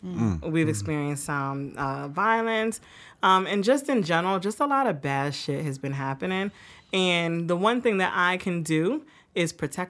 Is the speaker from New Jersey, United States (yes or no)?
yes; Willingboro, New Jersey, United States; So here we are, Ace of Spades Studio Willowboro, New Jersey. Y'all gotta love it. Great quality, great time here. Yeah. My hometown.